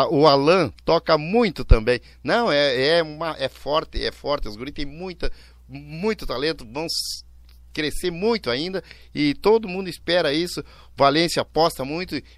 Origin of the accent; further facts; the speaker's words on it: Erechim, Rio Grande do Sul, Brazil; now in Porto Alegre, Brazil; Erechim minha terra